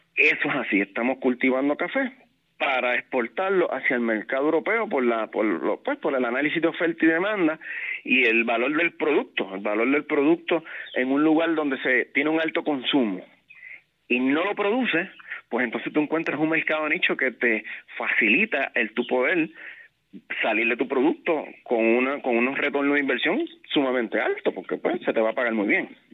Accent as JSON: {"language": "Spanish", "town": "San Sebastián", "country": "Puerto Rico", "tie": "born or raised there", "also_born_or_lived": "San Juan, Puerto Rico", "moved": "as an adult", "said": "yo soy natural del pueblo de San Sebastián. Eh, ahí fue que viví hasta los 18 años"}